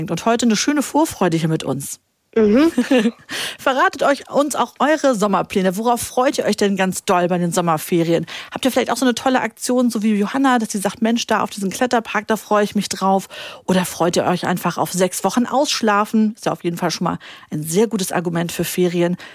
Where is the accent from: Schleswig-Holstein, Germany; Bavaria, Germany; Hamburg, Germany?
Hamburg, Germany; Ich bin sieben Jahre alt. Und wo kommst du her? Aus Hamburg.